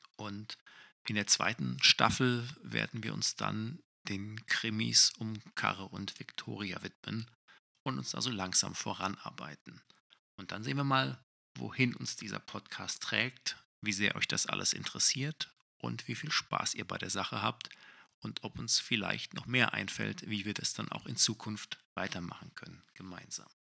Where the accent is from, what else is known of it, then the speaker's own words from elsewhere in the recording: Essen, North Rhine-Westphalia, Germany; in Essen spielt, in meiner Heimatstadt